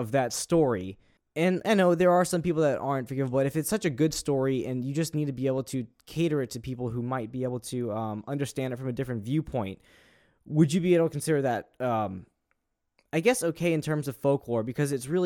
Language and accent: English; United States